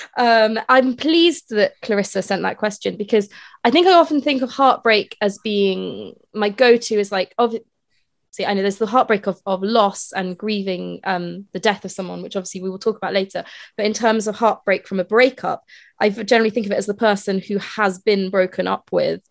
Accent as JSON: {"language": "English", "town": "Edinburgh", "region": "Scotland", "country": "United Kingdom", "moved": "as an adult", "said": "I'm from Edinburgh mm. and I moved away from Edinburgh when I was 18, but I obviously still go back there to visit family"}